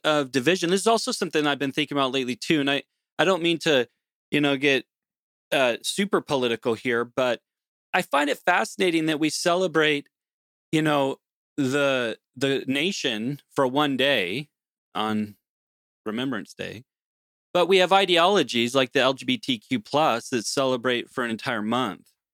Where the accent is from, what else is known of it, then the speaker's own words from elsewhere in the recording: United States; moved away as an adult; now in Canada; growing up in the United States